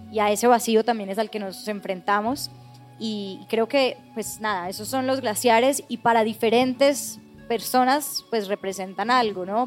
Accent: Colombia; estábamos viviendo como colombianos

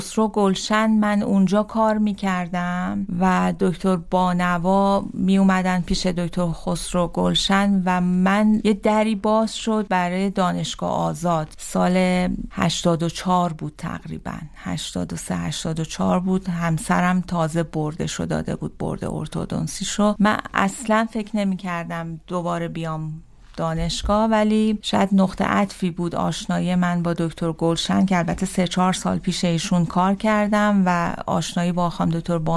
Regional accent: Zabol, Sistan and Baluchestan, Iran; born there; also born or lived in Tehran / Shiraz; من در زابل سیستان بلوچستان به دنیا اومدم در کمترین امکانات در خونه به دنیا اومدم

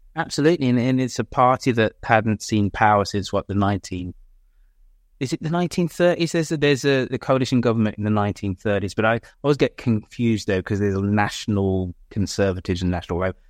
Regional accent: Birmingham, West Midlands, United Kingdom; my hometown of Birmingham

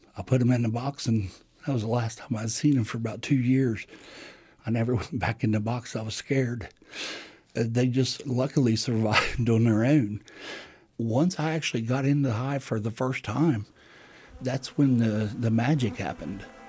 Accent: Ovapa, West Virginia, United States; I hail from West Virginia in the United States in a little community called Ovapa

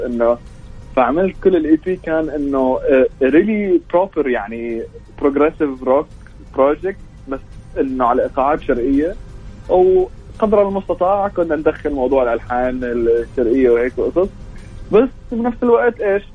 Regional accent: Amman, Amman Governorate, Jordan; احنا كان عندنا بعمان

